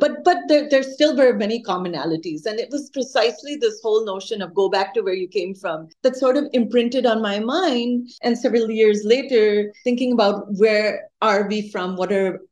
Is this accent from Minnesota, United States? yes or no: yes; Minnesota, United States; moved away; also born or lived in India; I lived in Minnesota in the late 70s and till the mid 80s, and then went to India to study and came back again. But when I was growing up, I was the only brown girl and the only Indian girl in my school